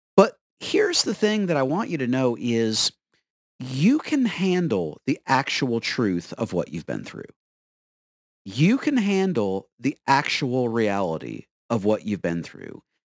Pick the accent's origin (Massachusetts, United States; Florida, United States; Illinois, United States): Florida, United States; I am from Florida